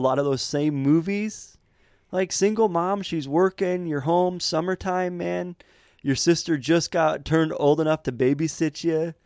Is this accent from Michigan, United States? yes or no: yes; Montrose, Michigan, United States; I grew up in Montrose, man. Montrose, Michigan, kind of farmland